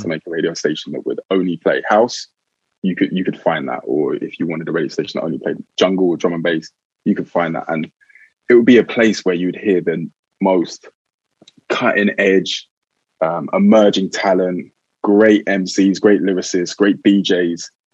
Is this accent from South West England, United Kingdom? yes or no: no; London, United Kingdom; From South London.